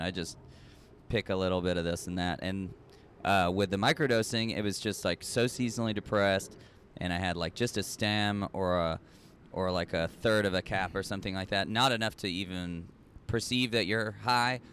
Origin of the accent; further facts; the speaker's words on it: Austin, Texas, United States; moved away as an adult; also born or lived in Long Beach / New York; now in Norway; I grew up in Austin, Texas, lived in Long Beach, lived in New York, moved back to Austin